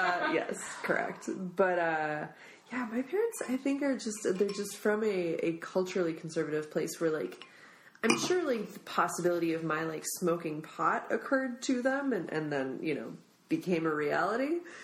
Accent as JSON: {"language": "English", "region": "Midwest", "country": "United States", "tie": "born or raised there", "lives_now": "California, United States", "said": "like I was raised in the suburbs, like here I am living in a big city, like I was raised in the Midwest, here I am in California."}